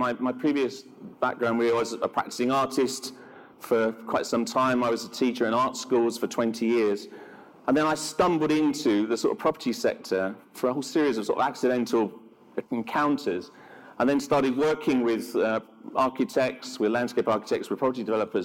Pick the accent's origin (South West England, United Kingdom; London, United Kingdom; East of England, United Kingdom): London, United Kingdom; I'm a Londoner.